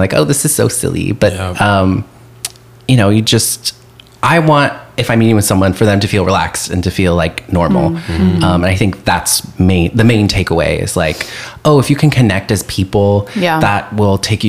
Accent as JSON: {"language": "English", "town": "Colorado Springs", "region": "Colorado", "country": "United States", "said": "I'm from Colorado Springs"}